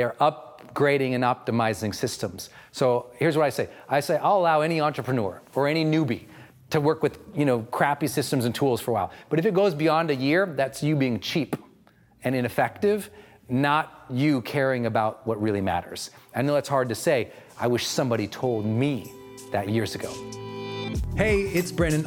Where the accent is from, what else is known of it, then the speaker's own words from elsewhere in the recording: Montana, United States; I'm from Montana